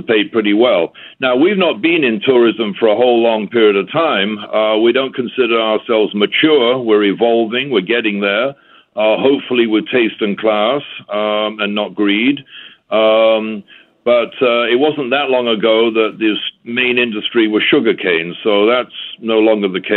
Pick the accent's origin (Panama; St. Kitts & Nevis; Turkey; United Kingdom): St. Kitts & Nevis; I am from St. Kitts and have been here at Timothy Beach for about 19 years